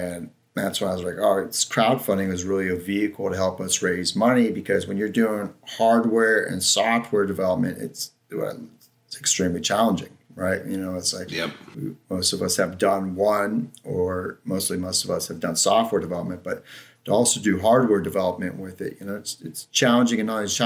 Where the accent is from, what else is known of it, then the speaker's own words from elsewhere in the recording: Ohio, United States; moved away as an adult; also born or lived in San Francisco, California; now in Lake Tahoe, United States; I'm from Ohio